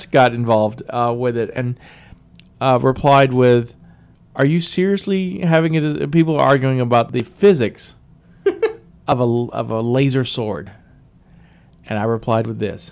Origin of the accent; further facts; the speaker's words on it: the South, United States; also born or lived in Texas; I'm from the South. I had a meemaw